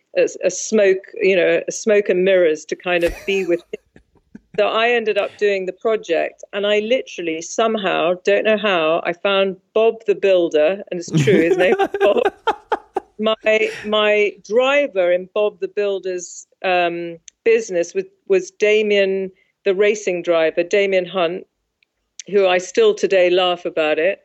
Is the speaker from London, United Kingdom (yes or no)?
yes; London, United Kingdom; also born or lived in South Africa; my father was British, and I've lived in London all my life.